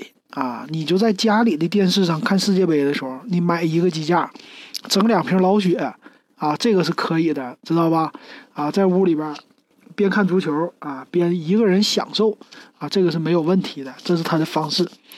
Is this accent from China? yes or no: yes; Northeast China, China; 我觉得这点呢，咱们的做淘宝的兄弟们就是体现出来咱们东北人的豪爽豪迈，是吧？